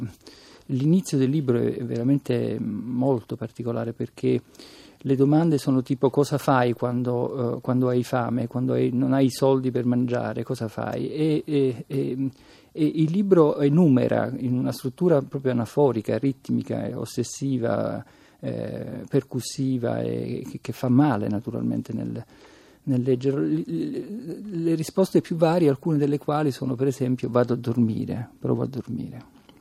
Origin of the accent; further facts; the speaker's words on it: Palermo, Sicily, Italy; come palermitano